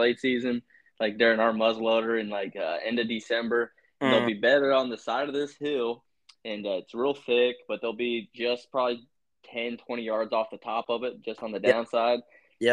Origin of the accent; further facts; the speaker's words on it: Utah, United States; born there; I was like, dude, because I was born in Utah, so I've never like hunted them